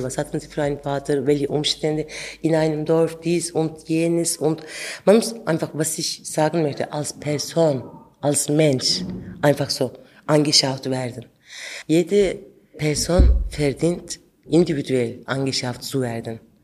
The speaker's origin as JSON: {"language": "German", "region": "Ankara", "country": "Turkey", "tie": "born or raised there", "also_born_or_lived": "Adıyaman, Turkey", "second_language": "German", "moved": "as an adult", "lives_now": "Switzerland", "said": "Ich bin in Ankara aufgewachsen, aber ich komme aus Adiaman"}